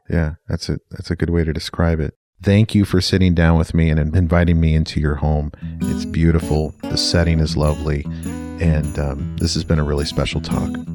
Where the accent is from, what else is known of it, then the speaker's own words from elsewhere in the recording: Yakima, Washington, United States; also born or lived in Bellingham, Washington; I was from Yakima